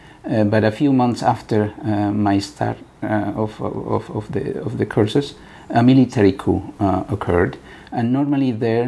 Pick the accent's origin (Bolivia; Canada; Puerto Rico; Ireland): Bolivia; now in Switzerland; Bolivia, but now I've been living in Switzerland for so long that I became also Swiss national.